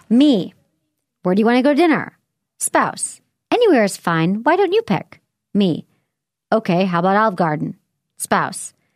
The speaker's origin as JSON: {"language": "English", "region": "Michigan", "country": "United States", "tie": "born or raised there", "moved": "yes", "said": "I grew up in Michigan, I had more humble upbringings"}